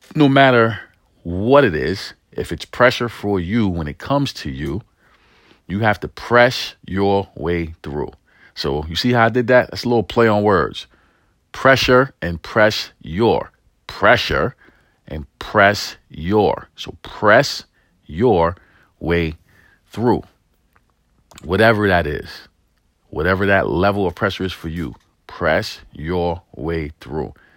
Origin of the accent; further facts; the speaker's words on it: New York City, New York, United States; I grew up in East New York and the projects of New York City